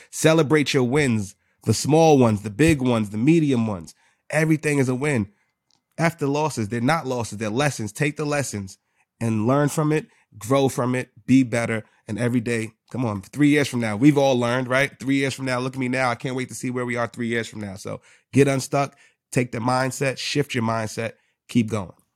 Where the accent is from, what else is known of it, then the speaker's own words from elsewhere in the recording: New York City, New York, United States; I'm from the Bronx.